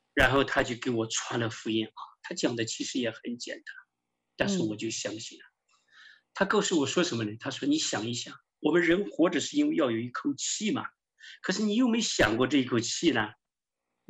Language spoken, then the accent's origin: Chinese; western China, China; moved away as an adult; also born or lived in Soviet Union; now in United States; 我从小生活在西部啊，很多宗教围绕着我